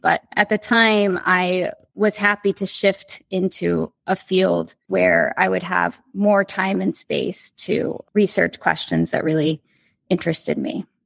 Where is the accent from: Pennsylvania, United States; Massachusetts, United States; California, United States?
Pennsylvania, United States; the Poconos; I grew up in the Poconos in Pennsylvania.